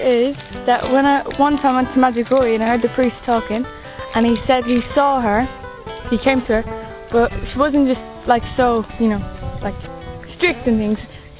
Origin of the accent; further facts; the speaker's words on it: Swanley, South East England, United Kingdom; I'm from Swanley in Kent. I'm 14.